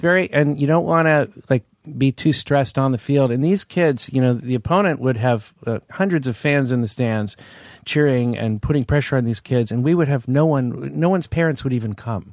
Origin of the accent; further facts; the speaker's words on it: Palo Alto, California, United States; I grew up in Palo Alto.